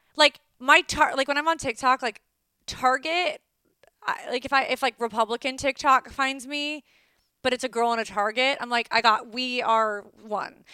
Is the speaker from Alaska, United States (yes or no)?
no; Calabasas, California, United States; I'm from Calabasas